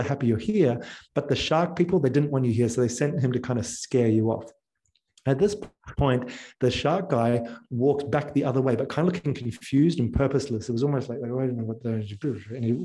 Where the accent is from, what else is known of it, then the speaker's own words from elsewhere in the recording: New Zealand; moved away; also born or lived in Australia; I'm from New Zealand